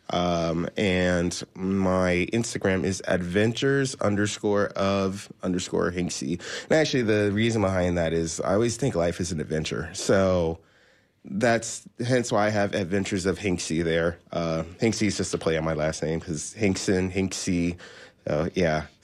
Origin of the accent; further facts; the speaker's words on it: Washington, D.C., District of Columbia, United States; also born or lived in Maryland / Virginia / Orlando; now in Tampa, United States; after that, we moved to the Washington, D.C. area. And I consider that my hometown. Um, I lived in uh, Maryland and Virginia, uh, but it was all surrounding the Washington, D.C. area. And then uh, 2006, I moved to Florida.